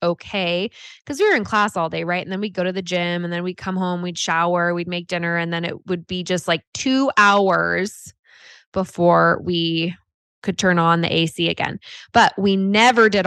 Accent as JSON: {"language": "English", "town": "Half Moon Bay", "region": "California", "country": "United States", "tie": "born or raised there", "also_born_or_lived": "Chico, California", "said": "I grew up in California. And a little town, little surf town called Half Moon Bay"}